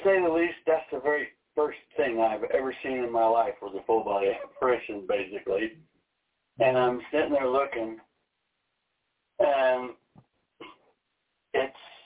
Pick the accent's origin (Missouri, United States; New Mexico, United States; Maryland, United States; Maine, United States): Missouri, United States; moved away; I'm from Missouri.